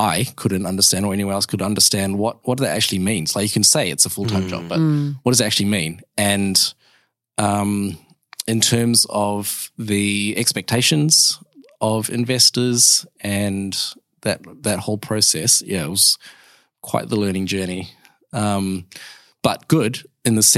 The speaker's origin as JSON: {"language": "English", "country": "New Zealand", "moved": "yes", "lives_now": "Perth, Australia", "said": "I'm a Kiwi"}